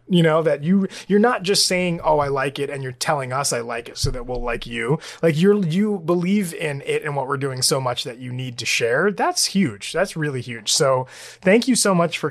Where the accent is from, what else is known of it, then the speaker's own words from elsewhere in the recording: Puerto Rico; I'm from Puerto Rico. I can't speak Spanish as fluently as you are now speaking English